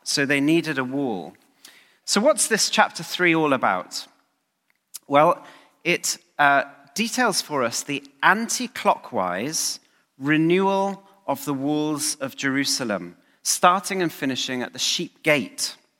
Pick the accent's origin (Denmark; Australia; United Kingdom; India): United Kingdom; Aberavon, Wales; moved away; my hometown of Aberraven